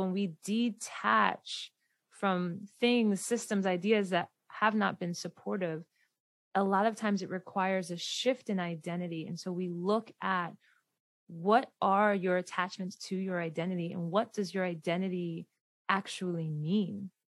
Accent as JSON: {"language": "English", "region": "Delaware", "country": "United States", "tie": "born or raised there", "said": "where I grew up in Delaware"}